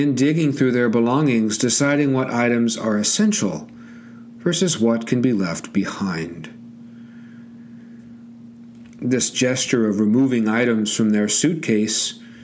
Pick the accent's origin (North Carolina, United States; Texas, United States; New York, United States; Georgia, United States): Georgia, United States; my home state of Georgia